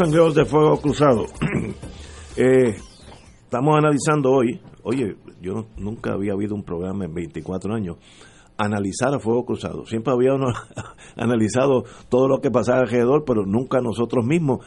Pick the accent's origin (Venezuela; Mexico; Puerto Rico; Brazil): Puerto Rico; Yo soy boricua